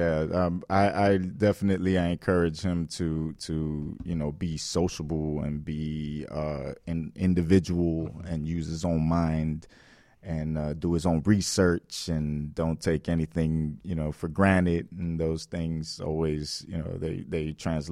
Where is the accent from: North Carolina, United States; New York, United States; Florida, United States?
Florida, United States; Miami; I grew up here in Miami my whole life